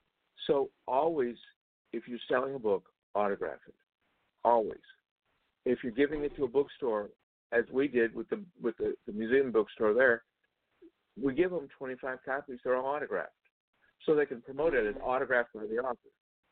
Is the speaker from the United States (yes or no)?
yes; the South, United States; I grew up in the South during the civil rights era. I worked with lots of groups in helping to earn equal rights for everybody, I help, for instance, desegregate the Methodist Church in Georgia.